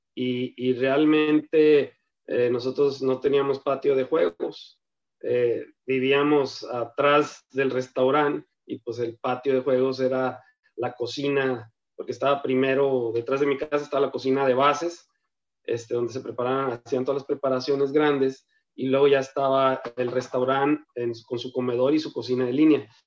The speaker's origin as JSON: {"language": "Spanish", "region": "Sonora", "country": "Mexico", "tie": "born or raised there", "also_born_or_lived": "Ocotlán, Jalisco", "said": "ya desde muy pequeño me tocó este, arribar a estas tierras procedente de Jalisco, que también es una tierra que amo, pero la verdad que aquí me formé, aquí yo soy sonorense"}